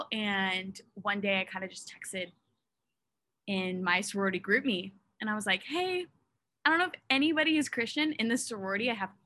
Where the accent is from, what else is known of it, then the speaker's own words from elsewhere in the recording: Oregon, United States; moved away as an adult; now in Utah, United States; I'm from Westland, Oregon.